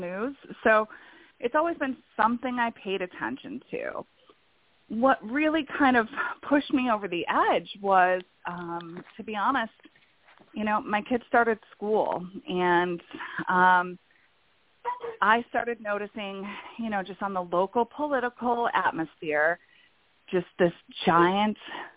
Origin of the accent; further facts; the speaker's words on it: Buffalo, New York, United States; moved away as an adult; also born or lived in Florida; I am originally from Buffalo, New York, and I ended up in Florida for work